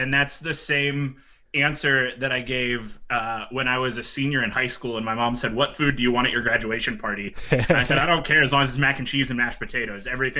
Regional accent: Appalachia, Pennsylvania, United States; now in Ohio, United States; growing up in Appalachia, Pennsylvania, eating a lot of Southern food, and then having half of my family also from the Midwest, now living in the Midwest

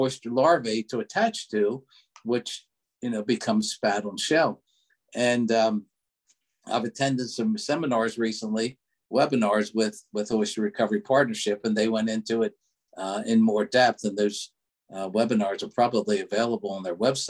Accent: Baltimore County, Maryland, United States; moved away as an adult; now in York County, Pennsylvania, United States; I grew up in Baltimore County, Maryland, but right now living in just over the line in York County

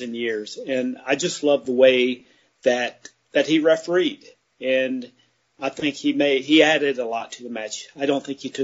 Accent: Mid-Atlantic area, United States; now in Charlotte, United States; I grew up in the Mid-Atlantic area

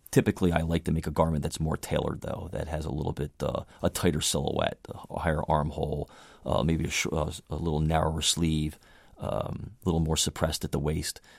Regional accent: Baltimore, Maryland, United States; I grew up in Baltimore, Maryland

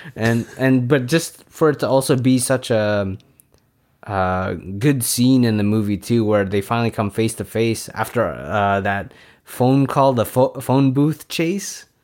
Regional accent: San Francisco Bay Area, California, United States; we're from the Bay Area

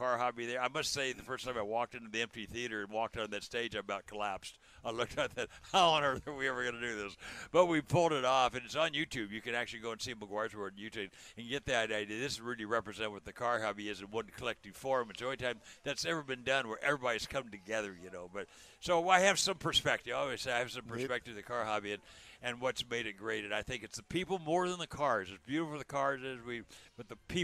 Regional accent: Southern California, United States; I was born and raised in Southern California, right in the middle of the car hobby

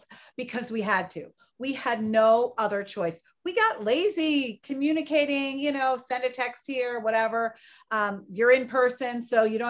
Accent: Philadelphia, Pennsylvania, United States; moved away as an adult; also born or lived in Chicago; my hometown of Philadelphia

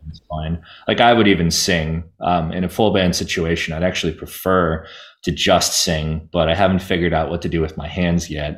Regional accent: New Jersey, United States; growing up in New Jersey

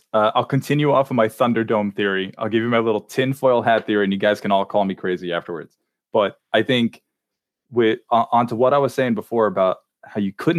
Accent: Long Island, New York, United States; Just sully my hometown.

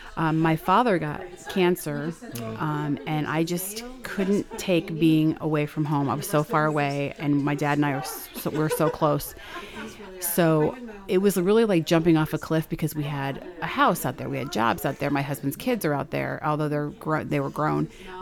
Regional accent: Montrose, Pennsylvania, United States; also born or lived in Denver; I'm living in my hometown, which is what I wanted to do. I'm right next door to my parents' house.

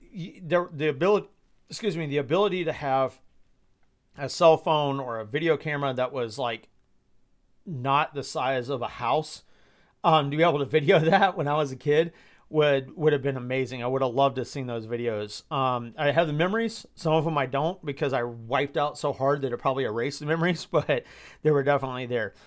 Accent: Georgia, United States; moved away as an adult; now in Midwest, United States; I grew up in Georgia

